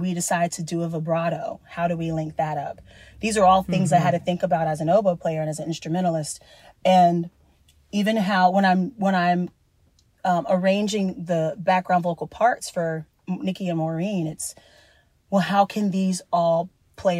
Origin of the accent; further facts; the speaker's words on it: Columbia, South Carolina, United States; moved away; also born or lived in Georgia; my hometown in Columbia, South Carolina.